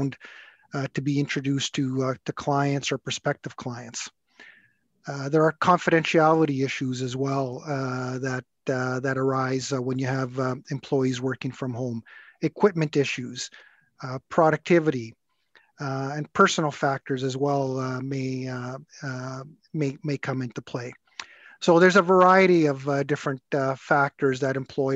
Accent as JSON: {"language": "English", "town": "Edmonton", "region": "Alberta", "country": "Canada", "tie": "born or raised there", "said": "I was born and raised in Edmonton, graduated from the U of A Law School here"}